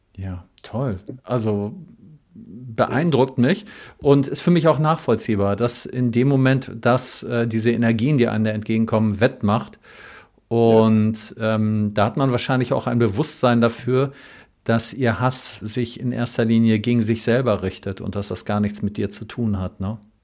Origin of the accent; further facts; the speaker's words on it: Berlin, Germany; bei uns in Berlin